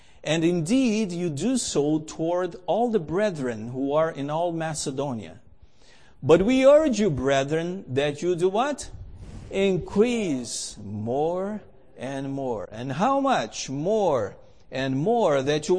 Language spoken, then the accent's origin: English; Canada; first of all, I'm Canadian, and Canadians are polite